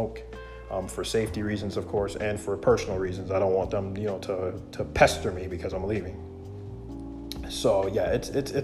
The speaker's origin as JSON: {"language": "English", "country": "United States"}